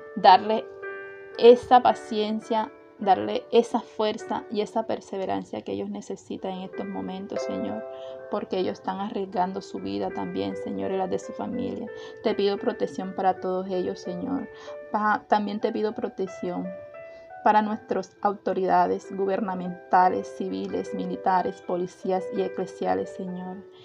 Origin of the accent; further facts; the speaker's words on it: Atlántico, Colombia; nuestro departamento del Atlántico